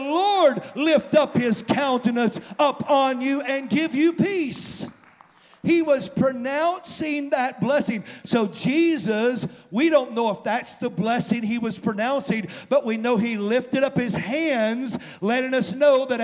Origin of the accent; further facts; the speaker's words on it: the South, United States; moved away as an adult; also born or lived in St. Louis, Missouri; I grew up in the South my whole life.